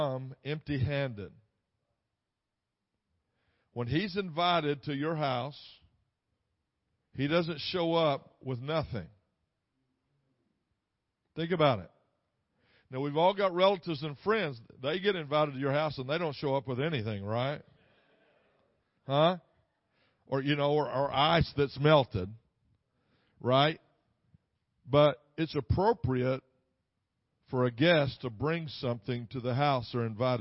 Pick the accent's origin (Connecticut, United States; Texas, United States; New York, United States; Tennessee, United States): Texas, United States; I'm from Texas